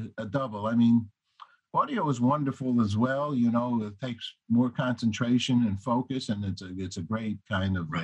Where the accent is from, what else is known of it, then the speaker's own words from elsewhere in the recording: Tarrytown, New York, United States; I grew up in Tarrytown